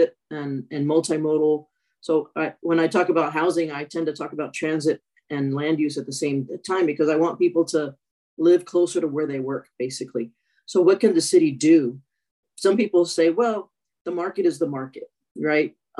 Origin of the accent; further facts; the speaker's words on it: El Paso, Texas, United States; now in Austin, United States; I'm originally from El Paso, Texas